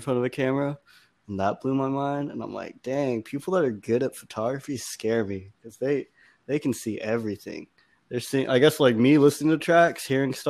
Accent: Austin, Texas, United States; moved away; I grew up in Austin

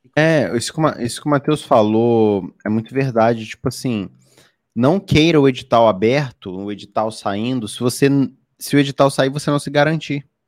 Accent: Rio de Janeiro, Brazil; eu sou do Rio de Janeiro

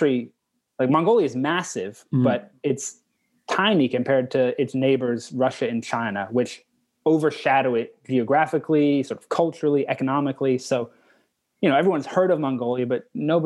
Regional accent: Canada; I'm from Canada

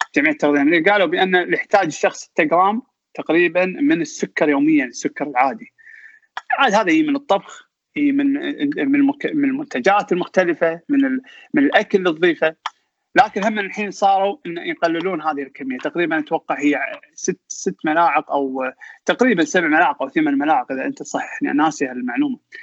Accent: Kuwait; also born or lived in England; احنا الكويتيين

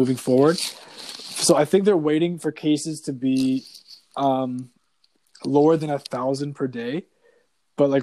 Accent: Canada; as a Canadian

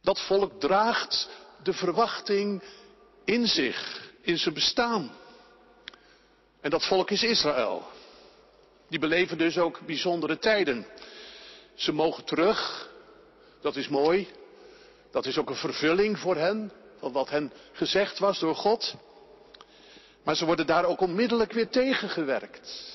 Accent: Netherlands; wij als Nederlanders

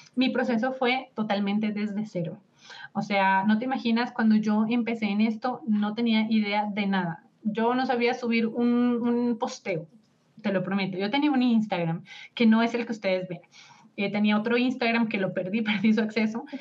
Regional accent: Colombia; mi esposo es mexicano y yo soy de Colombia

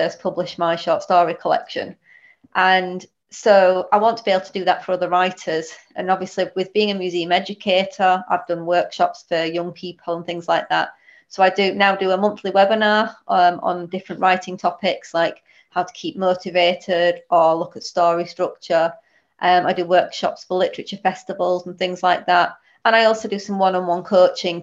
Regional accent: Huddersfield, Yorkshire and the Humber, United Kingdom; now in Stalybridge, United Kingdom; I'm originally from Huddersfield, so officially the wrong side of the hill, but currently live in Stalybridge

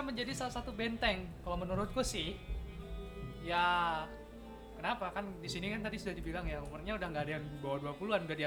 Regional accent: Kalimantan, Indonesia; internet di Kalimantan tuh susah aku kan dari Kalimantan ya susah betul

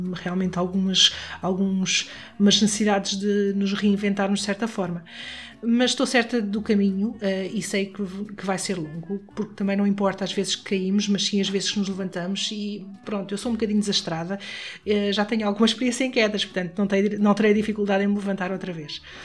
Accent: Caldas da Rainha, Centro, Portugal; eu sou de Caldas da Rainha

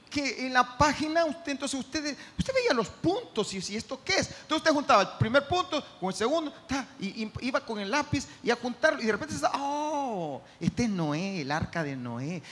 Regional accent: El Salvador

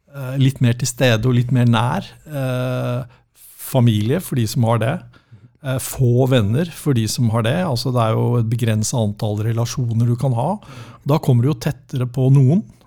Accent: Norway; vi, nordmenn flest er ikke som amerikanere

